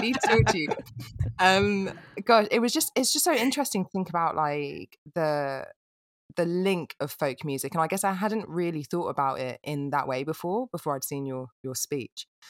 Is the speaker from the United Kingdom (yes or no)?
yes; England, United Kingdom; as an English person